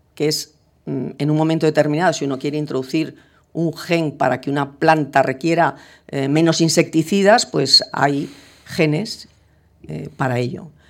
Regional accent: Spain

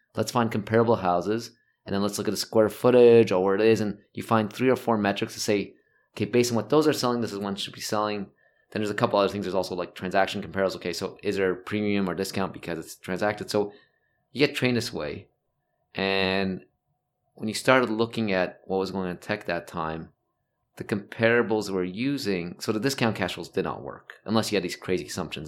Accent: Toronto, Ontario, Canada; moved away as an adult; also born or lived in Montreal / United States; I, I grew up in North York, which is basically Toronto.

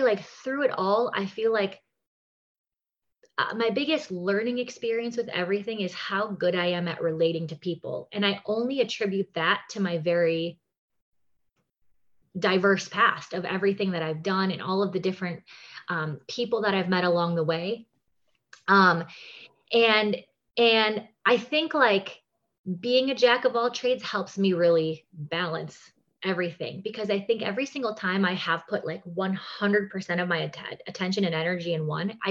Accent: Wisconsin, United States; moved away as an adult; also born or lived in New York City; now in Las Vegas, United States; I grew up in Wisconsin, go Packers.

